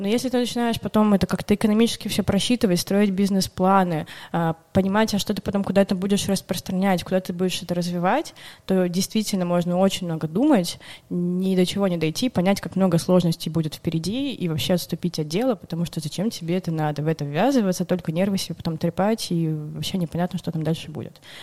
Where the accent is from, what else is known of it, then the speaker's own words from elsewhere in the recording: Urals, Russia; moved away as an adult; now in Saint Petersburg, Russia; я вообще сама с Урала изначально. Я поступила в универ в Питере и там задержалась, осталась, и вот теперь благополучно живу уже почти 6 лет